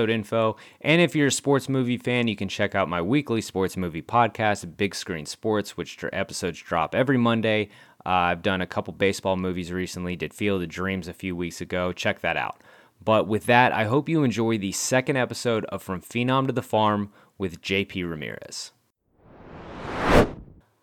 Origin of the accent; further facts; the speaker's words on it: San Antonio Hill Country area, Texas, United States; We grew up playing baseball in the San Antonio Hill Country area.